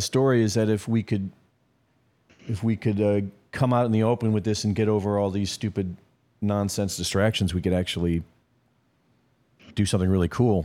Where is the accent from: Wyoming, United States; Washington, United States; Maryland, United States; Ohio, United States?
Ohio, United States; Cleveland; moved away; also born or lived in New York; I grew up in Cleveland, Ohio